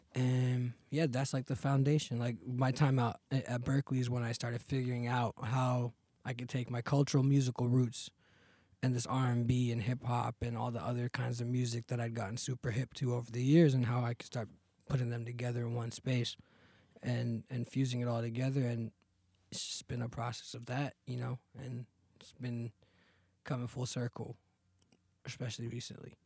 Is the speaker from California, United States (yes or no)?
yes; Fremont, California, United States; also born or lived in Chennai, India; grew up in Fremont, California